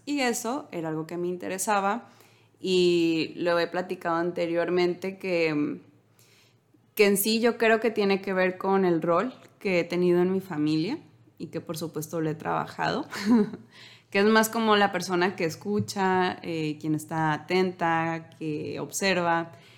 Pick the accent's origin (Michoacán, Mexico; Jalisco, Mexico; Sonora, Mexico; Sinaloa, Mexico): Sinaloa, Mexico; Los Mochis; somos de Sinaloa, de los mochis